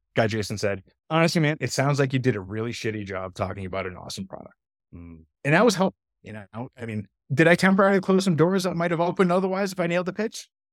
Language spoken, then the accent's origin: English; outside of Boston, Massachusetts, United States; moved away as an adult; also born or lived in North Carolina; I grew up outside of Boston